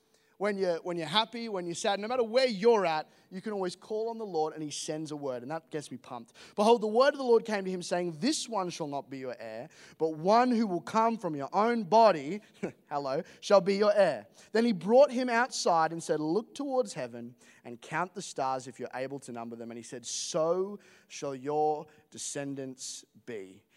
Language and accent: English; England, United Kingdom; accent: Australian; now in Australia; So, I am not from Australia. I know I sound Australian, which is, to be honest, is a huge bummer. And I'll explain why in a moment. I'm actually English